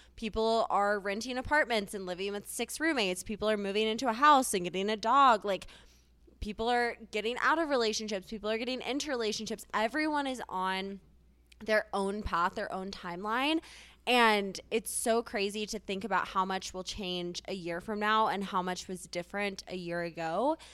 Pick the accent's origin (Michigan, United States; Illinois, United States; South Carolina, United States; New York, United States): South Carolina, United States; Charleston; moved away as an adult; now in Denver, United States; I'm originally from Charleston, South Carolina, but came out to school here